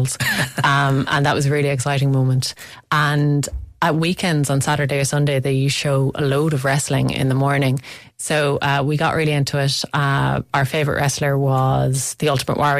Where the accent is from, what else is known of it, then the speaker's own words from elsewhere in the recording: Limerick, Munster, Ireland; I'm from Limerick and so is Kate O'Brien, and she went to the same secondary school as me, Laurel Hill